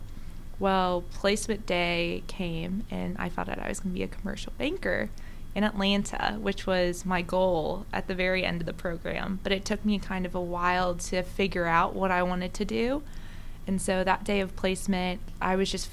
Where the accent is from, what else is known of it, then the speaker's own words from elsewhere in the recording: South Africa; moved away; I'm originally from South Africa